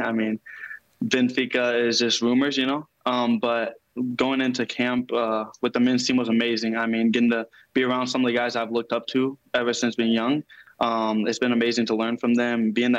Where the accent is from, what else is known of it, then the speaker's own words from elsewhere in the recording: Louisville, Kentucky, United States; I'm from Louisville